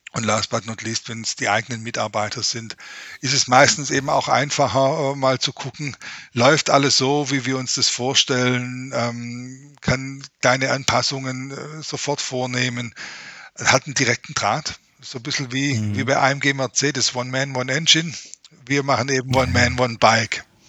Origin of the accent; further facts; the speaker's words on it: Ostalb, Baden-Württemberg, Germany; accent: Swabian; ich komme genau von der anderen Seite in Baden-Württemberg, von der Grenze zu Bayern, äh, ja. von der schönen Ostalb